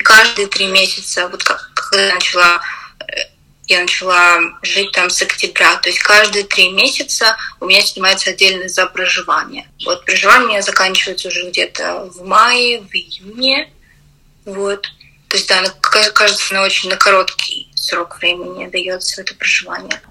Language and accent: Russian; Russia; moved away as an adult; now in United Kingdom; я из России